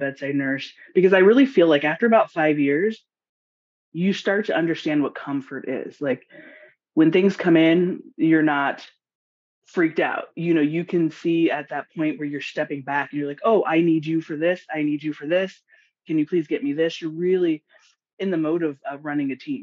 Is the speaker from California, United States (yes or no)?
yes; Los Angeles, California, United States; moved away as an adult; also born or lived in Washington State; now in Washington, United States; I'm originally from Los Angeles or California, Southern California, and I moved to Washington State about 4 years ago